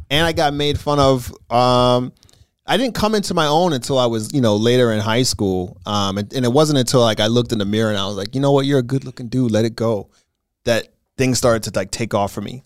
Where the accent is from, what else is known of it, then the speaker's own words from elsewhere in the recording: Brentwood, New York, United States; also born or lived in Queens, New York; I grew up in Brentwood. Long Island and, and, and Queens